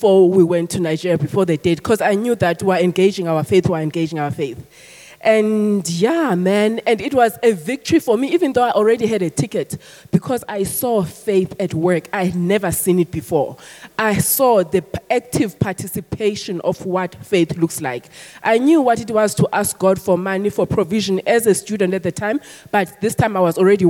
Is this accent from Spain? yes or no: no; South Africa; I'm South African